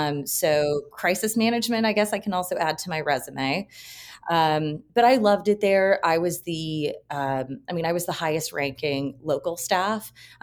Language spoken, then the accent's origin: English; Kentucky, United States; No, but I grew up in Kentucky down the road from the Four Roses Distillery